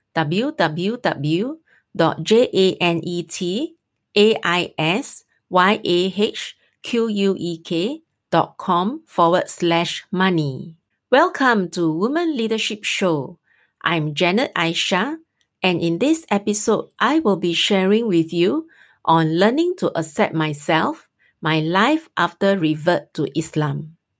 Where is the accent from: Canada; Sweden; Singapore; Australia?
Singapore; we are Singaporean